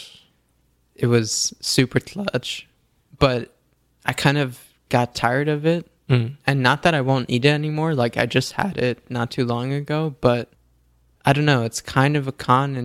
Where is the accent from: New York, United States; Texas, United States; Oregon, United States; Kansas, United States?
New York, United States; I'm a New Yorker, born and raised